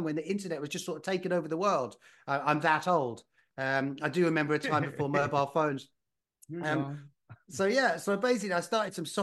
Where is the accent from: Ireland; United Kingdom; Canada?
United Kingdom; moved away as an adult; also born or lived in London / Spain / Netherlands / California; now in United States; I'm from the United Kingdom originally.